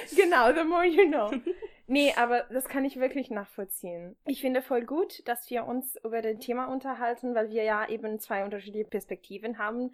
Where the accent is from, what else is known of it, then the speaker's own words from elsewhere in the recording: Ferrara, Emilia-Romagna, Italy; German is a second language; moved away as an adult; now in Germany; ich komme aus Ferrara